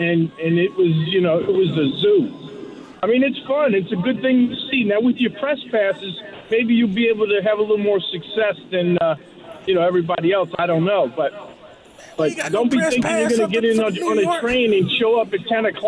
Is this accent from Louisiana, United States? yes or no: yes; New Orleans, Louisiana, United States; I grew up in New Orleans. I know all about parades.